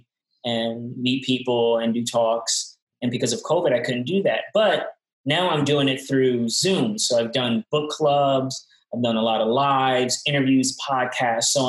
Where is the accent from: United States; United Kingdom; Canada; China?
United States; New York City, New York; moved away as an adult; now in Asheville, United States; I'm from Brooklyn. I grew up in not a great environment